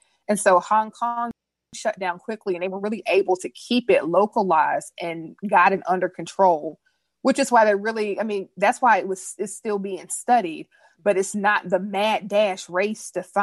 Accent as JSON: {"language": "English", "country": "United States", "said": "I'm an American"}